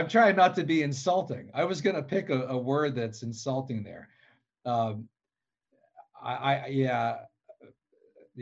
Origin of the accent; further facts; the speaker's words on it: Pennsylvania, United States; my home state of Pennsylvania